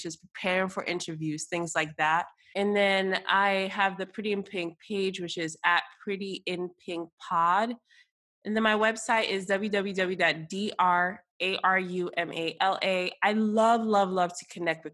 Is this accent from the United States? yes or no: yes; United States; I am first generation American, raised in America and with Nigerian roots